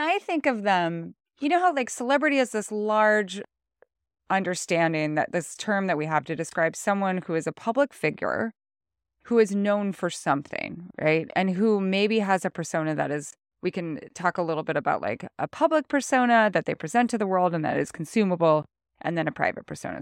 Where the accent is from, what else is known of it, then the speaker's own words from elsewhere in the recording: North Idaho, United States; moved away; also born or lived in Montana; growing up in North Idaho